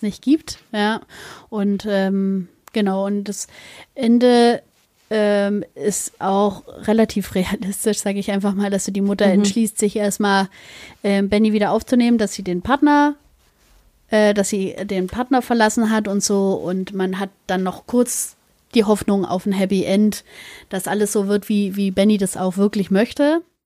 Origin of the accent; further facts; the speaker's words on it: Germany; bei uns in Deutschland